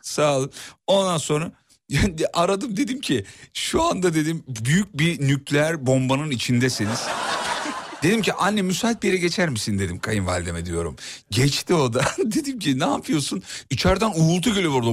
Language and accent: Turkish; Kocaeli, Turkey; aslen Erzurumluyum ama doğma büyüme Kocaeli.